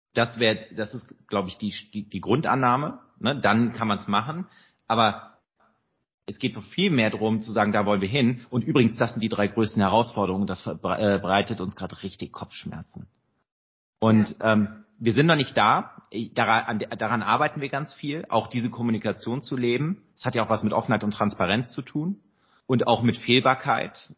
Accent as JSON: {"language": "German", "region": "Rhineland", "country": "Germany", "said": "als Rheinländer"}